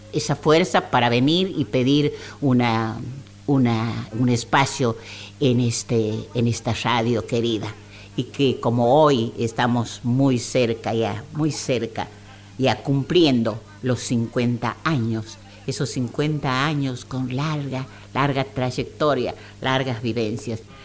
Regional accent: Santiago del Estero, Argentina; nuestra provincia

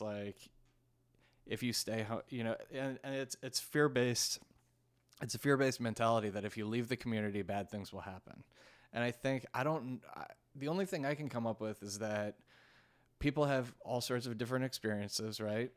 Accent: Washington, District of Columbia, United States; born or raised there; also born or lived in New York; now in Los Angeles, United States

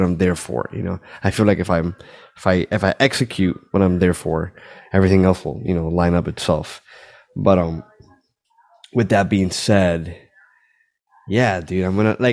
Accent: Miami, Florida, United States; I was born here. I know that I'm Cuban. I'm from Miami.

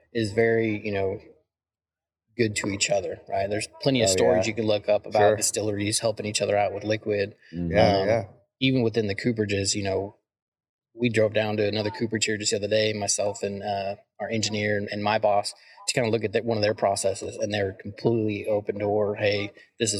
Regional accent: Arizona, United States; moved away as an adult; also born or lived in Alabama / Indiana; I grew up in Arizona, had some family in Alabama, moved out to Alabama

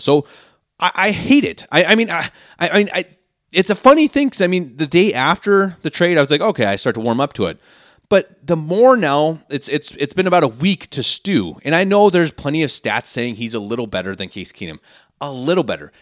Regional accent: Denver, Colorado, United States; moved away as an adult; now in Munich, Germany; born and raised in Denver, Colorado, lifelong Broncos fan. I recently moved to Munich, Germany

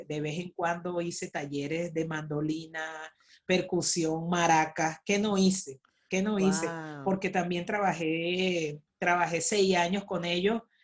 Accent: El Clavo, Miranda, Venezuela; moved away as an adult; also born or lived in Caracas; lo que hice fue nacer nada más porque por supuesto mi crianza en mi clavo, Barlovento está Miranda

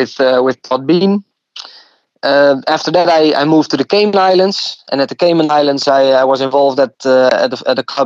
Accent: Leeuwarden, Friesland, Netherlands; moved away as an adult; also born or lived in United States; the club was Cambuur in my hometown in Leeuwarden

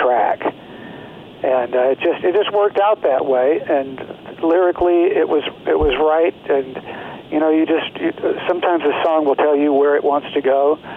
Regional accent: Alabama, United States; also born or lived in Los Angeles, United States; now in Nashville, United States; I grew up in Alabama

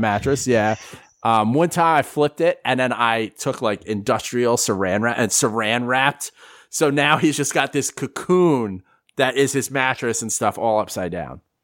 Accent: New York, United States; moved away as an adult; also born or lived in Philadelphia / Florida; I grew up in New York

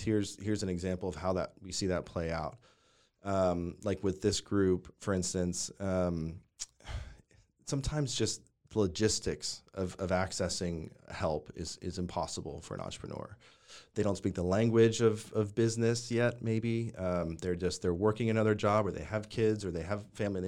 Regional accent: Northeast, United States; moved away as an adult; also born or lived in New York City; now in Waco, United States; grew up in the Northeast

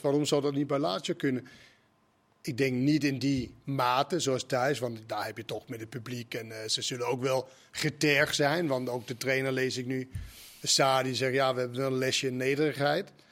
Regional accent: Denmark; Dutch is a second language; moved away as an adult; also born or lived in Maastricht; now in Netherlands; we komen dan uit Denemarken

